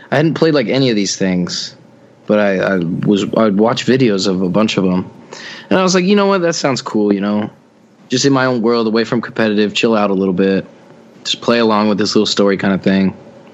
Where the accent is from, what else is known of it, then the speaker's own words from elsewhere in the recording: Idaho, United States; Idaho. Don't know any cities in Idaho, so I'm just from there.